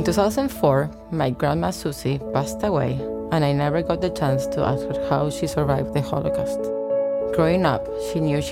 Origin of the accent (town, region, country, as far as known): Argentina; born or raised there; moved away